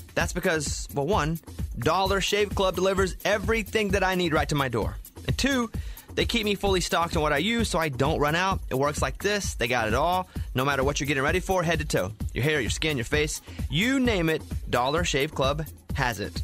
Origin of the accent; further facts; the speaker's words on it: Mountain Pine, Arkansas, United States; moved away; also born or lived in Texas; I grew up in Arkansas